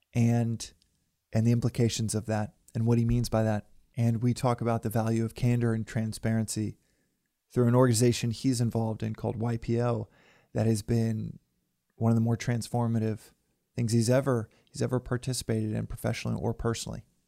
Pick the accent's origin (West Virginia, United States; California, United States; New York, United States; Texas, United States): Texas, United States; moved away; back home where I grew up in Texas